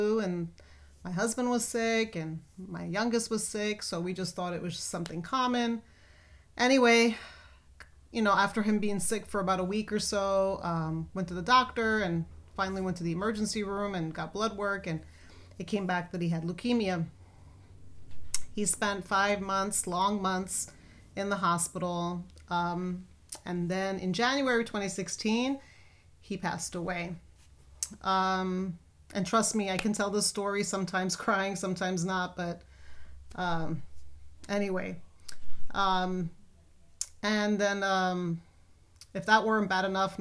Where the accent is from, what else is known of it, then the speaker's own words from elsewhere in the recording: New York City, New York, United States; moved away as an adult; now in Texas, United States; if you haven't already noticed my accent, I'm originally from New York City, born and raised there